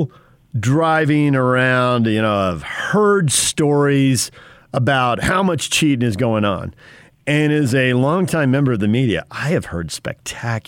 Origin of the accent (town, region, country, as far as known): Spring Valley, California, United States; born or raised there